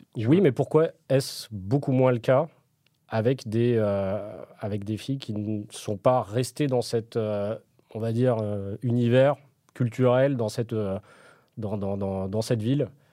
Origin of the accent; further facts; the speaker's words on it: Paris, Île-de-France, France; je suis parisien